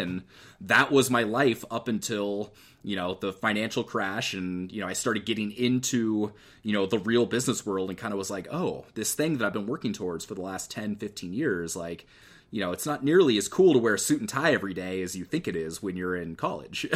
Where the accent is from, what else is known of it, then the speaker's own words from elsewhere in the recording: Eugene, Oregon, United States; I grew up in Eugene, which is where the University of Oregon is.